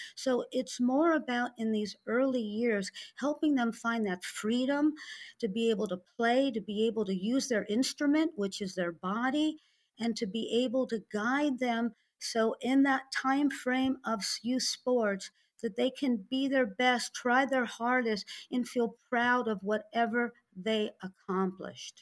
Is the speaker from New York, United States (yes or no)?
no; St. Louis, Missouri, United States; now in South Florida, United States; I grew up in Saint Louis, Missouri in the sixties